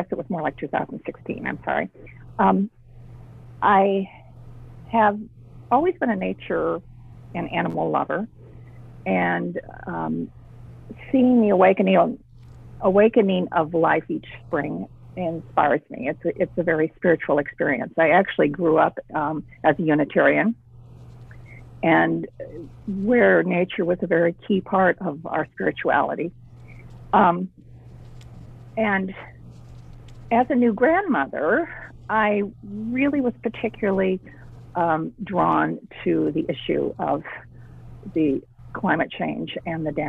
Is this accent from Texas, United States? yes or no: no; Des Moines, Iowa, United States; I grew up in Des Moines. Graduated from Hoover High School